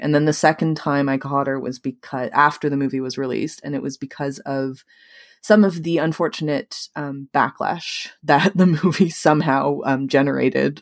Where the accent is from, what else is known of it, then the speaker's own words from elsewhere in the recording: Toronto, Ontario, Canada; I was born in Toronto, but I grew up in the suburbs